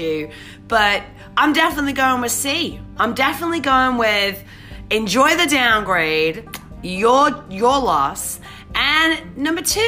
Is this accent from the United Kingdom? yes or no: yes; England, United Kingdom; moved away; I'm English, right? So you know, when I say the tube, I mean I used to ride the tube.